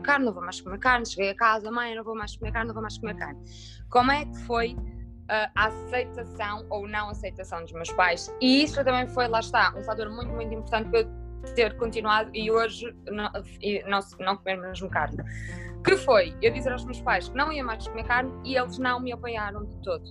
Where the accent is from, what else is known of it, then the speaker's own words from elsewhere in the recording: Minho, Norte, Portugal; eu que venho do Minho, sou minhota